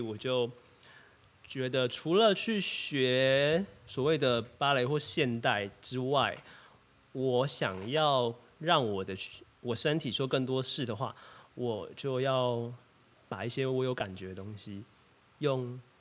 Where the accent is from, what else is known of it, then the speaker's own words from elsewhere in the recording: Kaohsiung, Taiwan; 我是高雄人